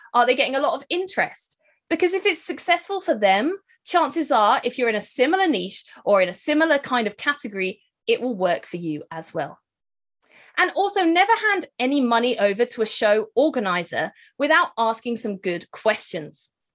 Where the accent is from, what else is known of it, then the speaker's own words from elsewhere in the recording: United Kingdom; accent: British; I'm, uh, based here in the U K, as you can probably hear from my accent